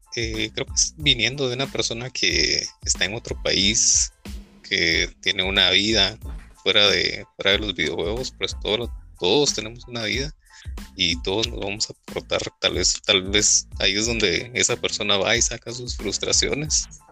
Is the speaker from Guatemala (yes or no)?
yes; Guatemala; acá en Guatemala